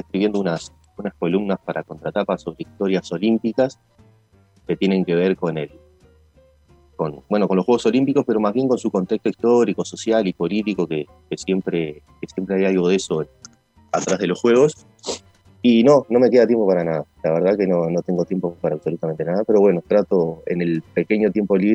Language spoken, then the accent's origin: Spanish; Uruguay; siempre lo reivindico, así más que como montevideano, como serrense